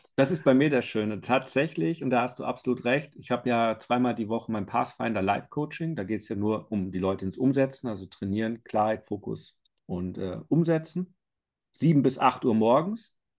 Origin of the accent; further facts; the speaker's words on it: Iserlohn, North Rhine-Westphalia, Germany; moved away as an adult; now in Bavaria, Germany; ich bin ja gebürtiger Iserlohner, bei Dortmund groß geworden, aber seit 18 Jahren in Bayern.